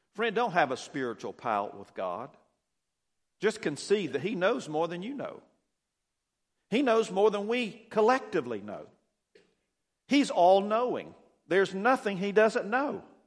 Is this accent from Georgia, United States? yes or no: yes; Douglas, Georgia, United States; I was born here in Douglas, and, uh, raised out between Douglas and Pearson on the county line out in the country, a little farm.